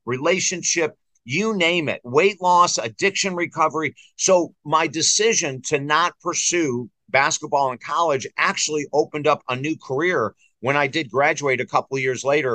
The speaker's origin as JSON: {"language": "English", "town": "Syracuse", "region": "New York", "country": "United States", "tie": "born or raised there", "said": "I grew up in Syracuse"}